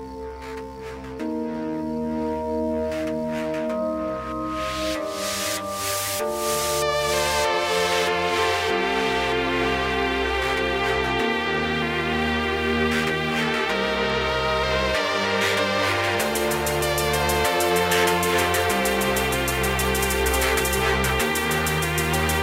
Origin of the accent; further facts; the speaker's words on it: Atlanta, Georgia, United States; I am coming from the east side